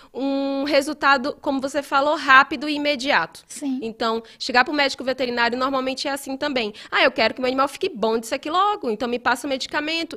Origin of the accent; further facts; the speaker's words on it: Ceará, Brazil; moved away as an adult; now in Belo Horizonte, Brazil; eu sou do Ceará, né? deve ter percebido esse meu esse sotaque